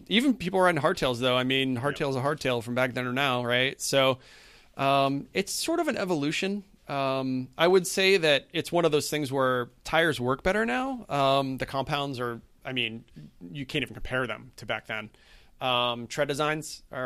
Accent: New England, United States; growing up in New England

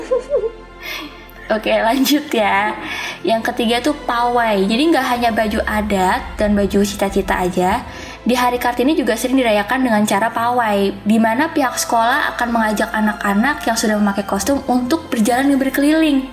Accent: Java, Indonesia; iku juga dari Jawa

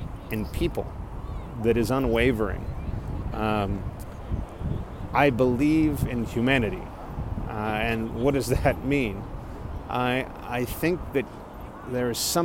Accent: Corpus Christi, Texas, United States; moved away as an adult; also born or lived in Austin, Texas / Dallas, Texas; my hometown of Corpus Christi

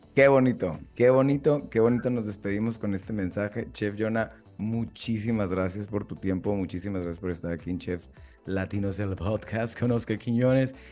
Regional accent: Mexico; uno como mexicano

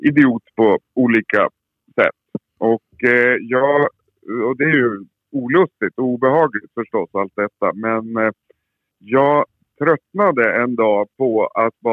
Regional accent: Västmanland, Sweden; also born or lived in Surahammar; jag är ifrån Västmanland. Jag representerar Västmanland och eh, bor i Surahammar, en liten bruksort utanför Västerås.

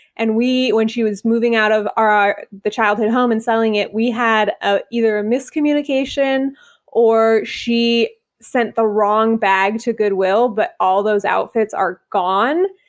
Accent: Bay Area, California, United States; moved away as an adult; now in Atlanta, United States; I grew up in the Bay Area

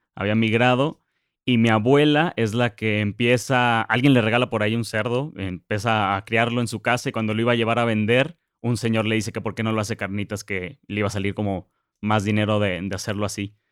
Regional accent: Zamora, Michoacán, Mexico; moved away as an adult; also born or lived in Guadalajara / United States; Yo soy de Zamora y crecí ahí hasta los 18 años

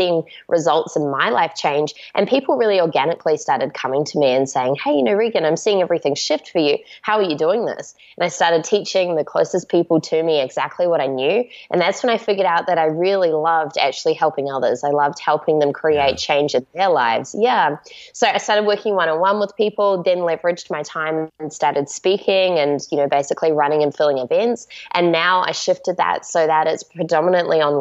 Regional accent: Auckland, New Zealand; I grew up in Auckland, New Zealand

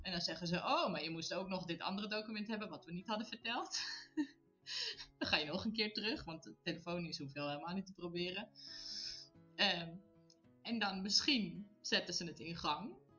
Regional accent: Netherlands; moved away as an adult; now in Italy; wij Nederlanders zijn het heel direct

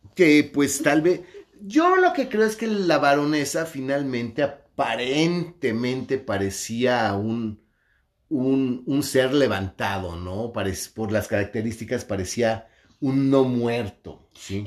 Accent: Mexico; soy me macho mexicano

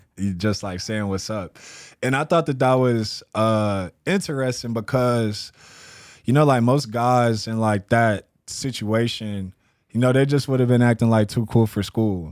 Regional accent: San Antonio, Texas, United States; now in Spokane, United States; I'm from San Antonio, Texas

